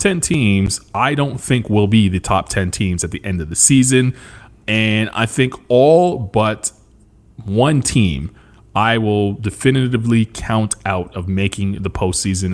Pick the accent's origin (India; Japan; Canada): Canada; a kid like me growing up in Canada